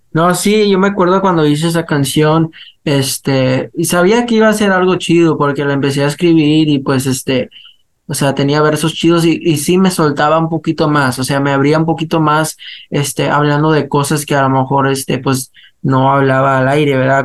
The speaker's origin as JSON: {"language": "Spanish", "country": "United States", "tie": "born or raised there", "said": "somos muchachos que crecimos aquí en Estados Unidos, pero tenemos las raíces, pues, este, hispanas"}